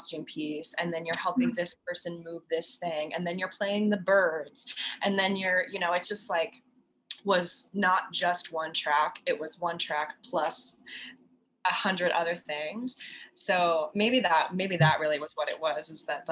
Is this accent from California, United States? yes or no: no; Nebraska, United States; moved away as an adult; also born or lived in Oklahoma City; I'm from Nebraska originally